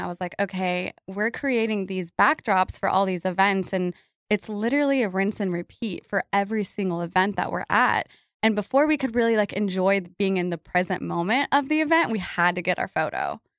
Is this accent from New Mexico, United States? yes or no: yes; Albuquerque, New Mexico, United States; moved away as an adult; now in Dallas, United States; I am from Albuquerque, New Mexico, originally. That's where I get a little bit of my weirdness from. But yeah, I've been here in Dallas for 8 years